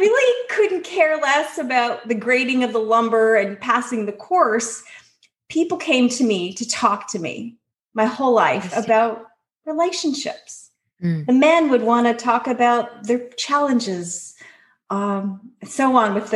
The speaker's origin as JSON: {"language": "English", "area": "North Shore", "region": "British Columbia", "country": "Canada", "tie": "born or raised there", "said": "in my hometown"}